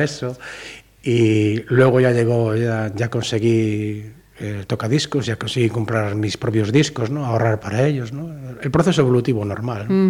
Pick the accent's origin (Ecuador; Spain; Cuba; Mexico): Spain; Salcedo, Galicia; Yo nací en, Salcedo, en Arribal, porque mi, familia se fue de, de Amoreira